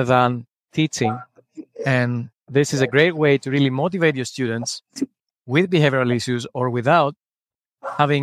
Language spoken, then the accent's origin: English; Greece; English is a second language; moved away as an adult; now in New York, United States; I'm originally from Greece. I lived in New York for the last 9 years.